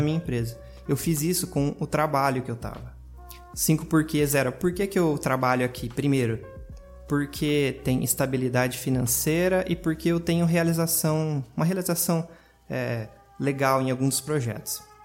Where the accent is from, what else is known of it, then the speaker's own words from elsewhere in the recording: interior of Paraná, Brazil; eu sou de uma cidade pequena do interior do Paraná